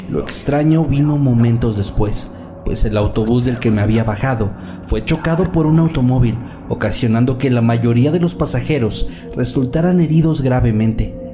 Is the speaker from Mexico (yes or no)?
no; Guayaquil, Guayas, Ecuador; En la ciudad de Guayaquil, de donde soy originario, existe un sistema de transporte de autobuses llamado Metrovía